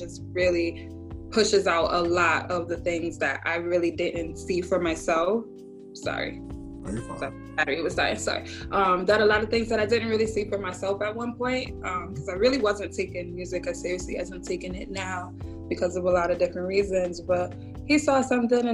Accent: Connecticut, United States; because I'm from Connecticut.

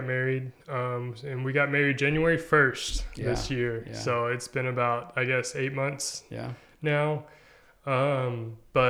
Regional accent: Nashville, Arkansas, United States; moved away as an adult; also born or lived in Magnolia, Arkansas; now in Conway, United States; I grew up in Nashville

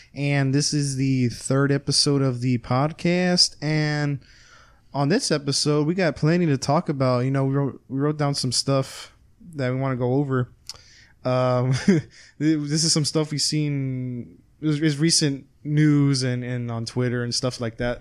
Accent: Texas, United States; we're from Texas

